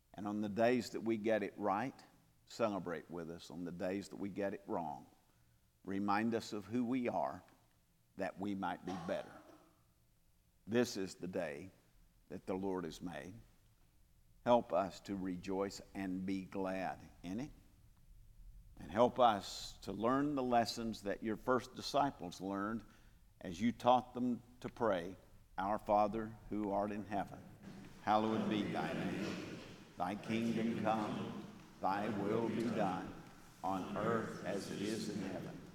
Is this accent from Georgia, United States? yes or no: yes; Calhoun, Georgia, United States; moved away; my hometown of Calhoun, Georgia